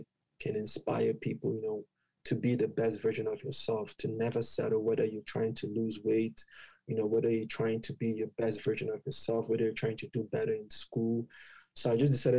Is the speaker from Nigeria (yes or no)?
yes; Nigeria; moved away as an adult; also born or lived in Ottawa, Canada; now in Canada; I'm from Nigeria.